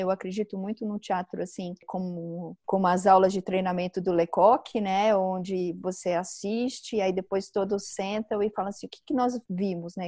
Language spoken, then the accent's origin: Portuguese; São Paulo, Brazil; nasci em São Paulo, eu moro em São Paulo